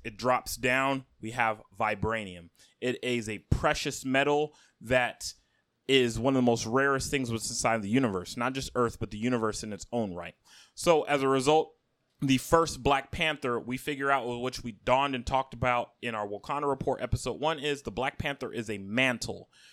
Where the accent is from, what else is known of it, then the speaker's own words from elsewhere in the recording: Akwa Ibom, Nigeria; I am an Oron man from Akwai Bum State. and I am Nigerian